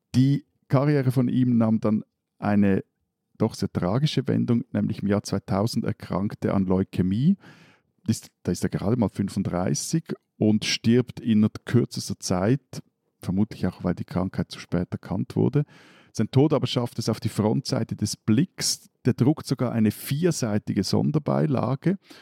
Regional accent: Switzerland

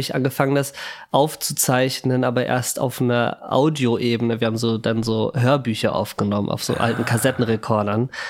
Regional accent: Hamburg, Germany; Ich bin Hamburger.

